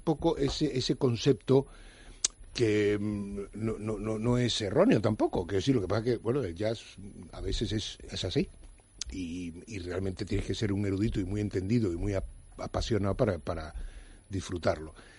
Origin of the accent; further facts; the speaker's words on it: Cuba; soy cubano, que también nos damos mucho autobombo, pero no soy argentino